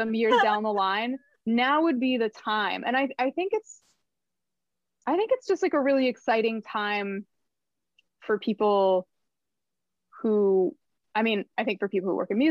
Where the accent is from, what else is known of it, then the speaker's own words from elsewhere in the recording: New Jersey, United States; also born or lived in Brooklyn, United States / Los Angeles, United States; now in Maine, United States; Originally, I'm from a part of New Jersey that is unsung